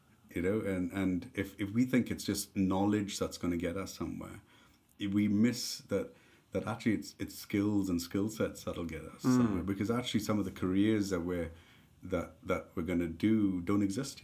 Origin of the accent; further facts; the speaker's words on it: India; moved away as an adult; also born or lived in Dundee, United Kingdom; now in United Kingdom; we grew up together in India